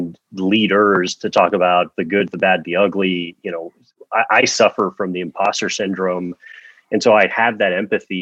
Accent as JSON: {"language": "English", "town": "Miami", "region": "Florida", "country": "United States", "tie": "born or raised there", "moved": "yes", "lives_now": "West Coast, United States", "said": "I grew up in Miami, Florida, the 305, pretty much born and raised."}